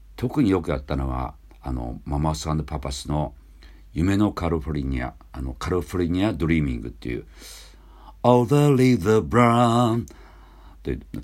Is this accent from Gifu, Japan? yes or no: no; Hatsukaichi, Hiroshima, Japan; 僕廿日市町出身